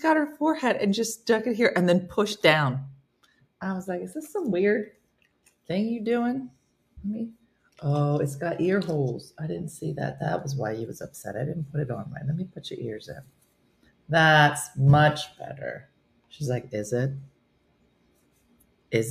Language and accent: English; New Jersey, United States; I'm from New Jersey